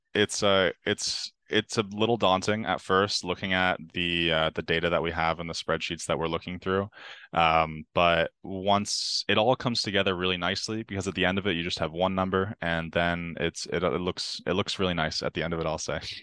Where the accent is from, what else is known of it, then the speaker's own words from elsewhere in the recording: Ontario, Canada; growing up in Ontario